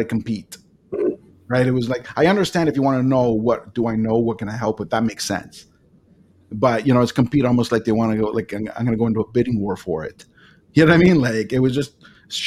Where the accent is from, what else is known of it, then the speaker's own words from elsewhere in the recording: Toronto, Ontario, Canada; now in Niagara region, Canada; I was born and raised in Etobicoke, which was just west of downtown Toronto